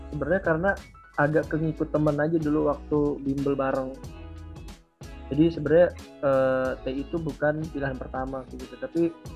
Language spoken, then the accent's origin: Indonesian; South Tangerang, Banten, Indonesia; Asalku tuh dari Tangerang Selatan atau kalau mau persisnya tuh di Bintaro ya.